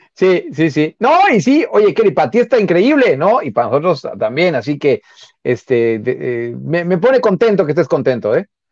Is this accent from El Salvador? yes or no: no; Mexico; nosotros, como mexicanos